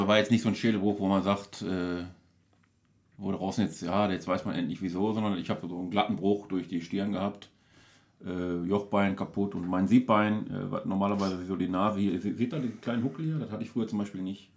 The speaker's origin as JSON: {"language": "German", "town": "Duisburg", "region": "North Rhine-Westphalia", "country": "Germany", "tie": "born or raised there", "said": "gebürtiger Beker, Duisburg-Beker, also ich mhm. komme aus dem Duisburger Norden. Da habe ich auch die ersten, ich sag mal, wie bis 23 Jahre alt war."}